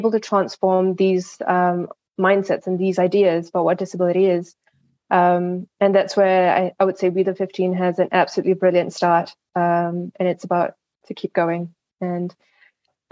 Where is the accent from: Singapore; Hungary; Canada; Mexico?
Singapore; I come from Singapore